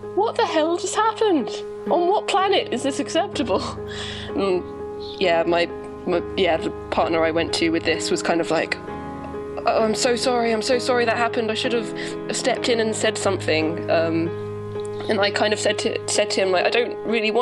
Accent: Brighton, South East England, United Kingdom; I say Brighton

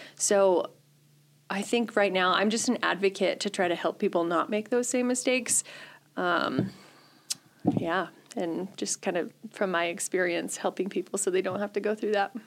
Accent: a little town north of Grand Rapids, Michigan, United States; moved away as an adult; also born or lived in Kearney, Nebraska; now in Chadron, United States; I am originally from Michigan

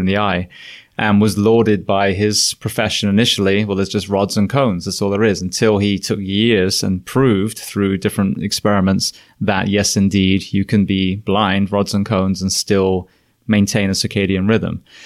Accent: England, United Kingdom; moved away as an adult; also born or lived in California / Florida; now in United States; I'm an Englishman

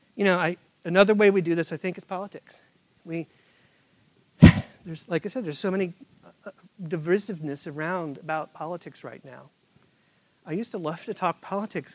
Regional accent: Midwest, United States; now in Charlotte, United States; Where I grew up in the Midwest

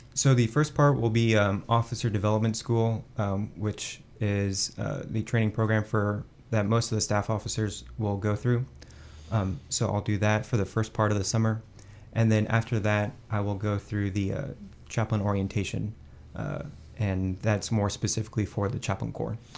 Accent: Fort Worth, Texas, United States; moved away as an adult; now in Washington, D.C., United States; I grew up Catholic in the Diocese of Fort Worth, and I started to get involved in my home parish, uh, just outside of the city

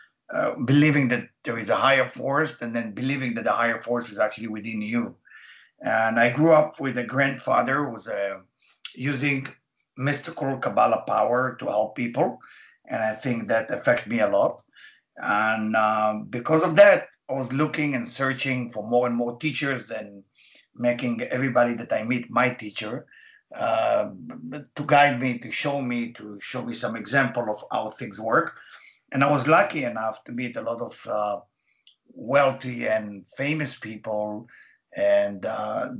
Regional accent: Israel; English is a second language; moved away; as you can hear my accent, I was born in Israel

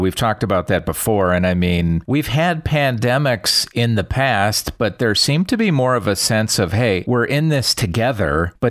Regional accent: Wisconsin, United States; now in Nevada, United States; My home state is Wisconsin. I've been in Nevada for a number of years

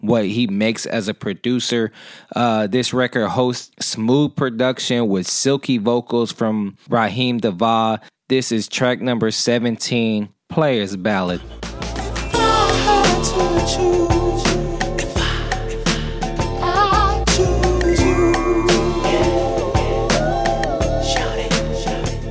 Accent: California, United States; I'm from California

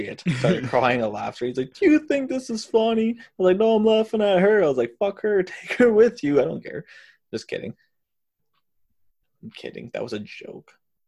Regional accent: Canada; if I don't show my like maple leaf tattoo, they think we're American and they treat us like we're American

